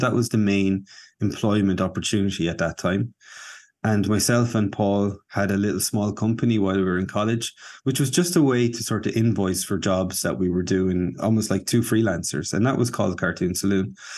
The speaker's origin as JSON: {"language": "English", "town": "Kilkenny", "region": "Leinster", "country": "Ireland", "tie": "born or raised there", "also_born_or_lived": "Dublin", "said": "back to Kilkenny, to my hometown."}